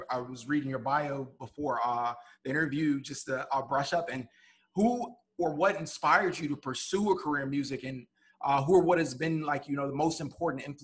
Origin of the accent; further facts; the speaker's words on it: Chicago, Illinois, United States; being uh, from Chicago myself